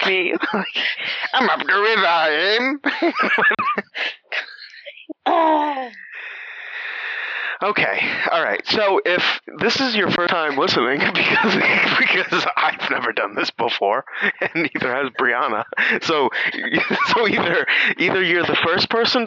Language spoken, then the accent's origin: English; Massachusetts, United States; we're from Massachusetts